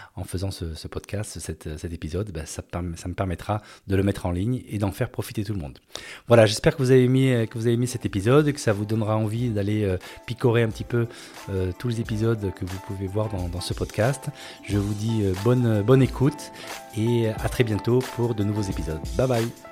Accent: France; moved away as an adult; also born or lived in Hungary / Venezuela / Spain / Singapore; en 2020, j'ai décidé de rentrer à la base, donc de rentrer en France

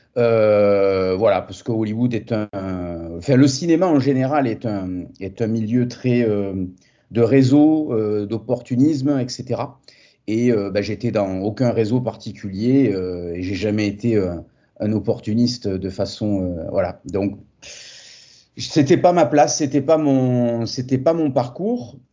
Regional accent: Montpellier, Occitania, France; je suis français, montpelliérain euh, d'origine et attaché à, ma région du Sud

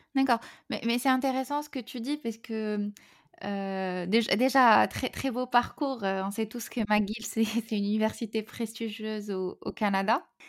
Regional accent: Morocco; now in Paris, France; on est marocain

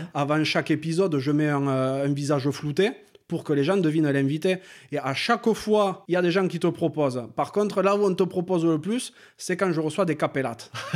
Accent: France; on est tous les deux originaires des Pyrénées

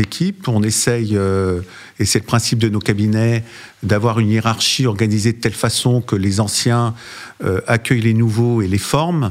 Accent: Lyon, Auvergne-Rhône-Alpes, France; moved away; also born or lived in Paris; je me suis installé au départ à Lyon d'ailleurs, puisque c'était ma ville natale

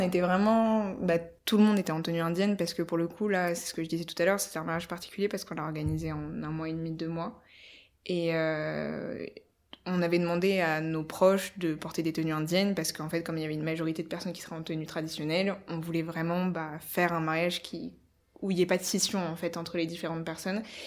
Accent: Paris, Île-de-France, France; je suis on va dire française d'origine, mais euh, on va dire parisienne surtout, parce que ça fait 3-4 générations qu'on est parisien dans ma famille

